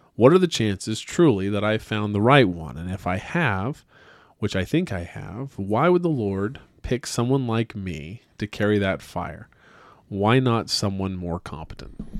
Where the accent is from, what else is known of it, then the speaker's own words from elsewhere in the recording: Utah, United States; I was from Utah